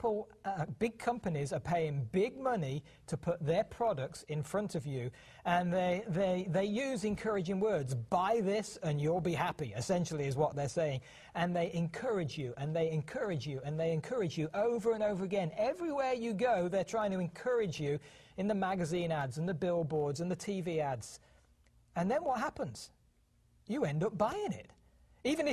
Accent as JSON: {"language": "English", "country": "United Kingdom", "tie": "born or raised there", "moved": "as an adult", "lives_now": "Montana, United States", "said": "The accent that you hear is because we were born and raised in the United Kingdom."}